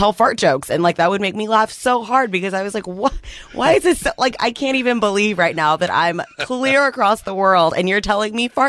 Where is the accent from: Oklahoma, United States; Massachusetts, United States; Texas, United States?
Texas, United States; also born or lived in New Jersey; So I was actually born in New Jersey, which is super weird. Yeah. And then I grew up in Texas for forever, went to school, got my my television news degree, and then promptly went to South Korea like the following February.